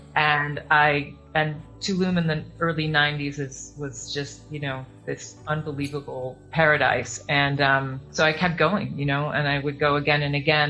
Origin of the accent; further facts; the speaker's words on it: Chicago, Illinois, United States; moved away as an adult; also born or lived in Yucatan Peninsula, Mexico; now in Mexico; I grew up in Chicago, uh, born in Chicago